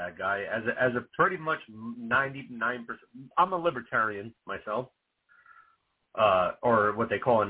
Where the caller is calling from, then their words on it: New Jersey, United States; New Jersey.